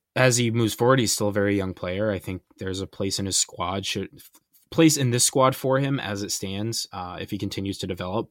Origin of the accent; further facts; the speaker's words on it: United States; as an American